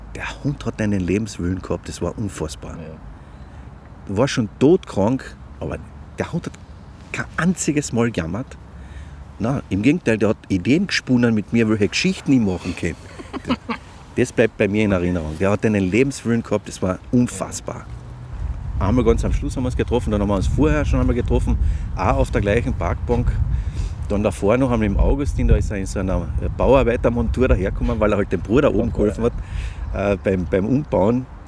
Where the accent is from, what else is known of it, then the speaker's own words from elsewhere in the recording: Klagenfurt, Carinthia, Austria; ich komme aus Klagenfurt